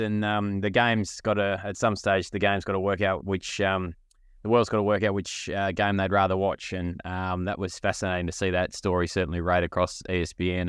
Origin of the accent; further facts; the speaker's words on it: Australia; an Australian who's got no Irish blood in him whatsoever